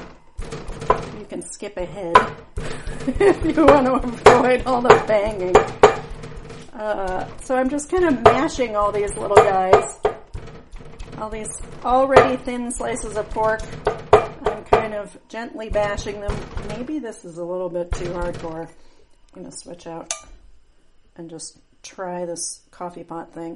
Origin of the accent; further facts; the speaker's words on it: New Mexico, United States; I grew up in New Mexico